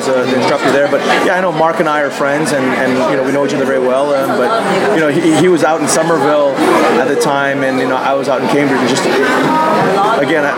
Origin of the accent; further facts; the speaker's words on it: Thailand; moved away as an adult; also born or lived in Boston area, United States; I grew up in Thailand